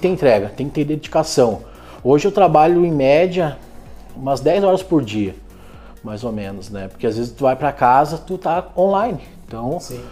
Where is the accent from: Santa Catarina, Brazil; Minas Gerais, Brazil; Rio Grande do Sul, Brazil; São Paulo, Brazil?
Rio Grande do Sul, Brazil; Canela; moved away as an adult; now in Gramado, Brazil; em Canela, agora estou residindo em Gramado